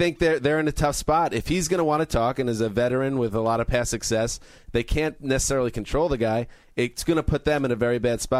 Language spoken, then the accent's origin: English; United States; my hometown Jet team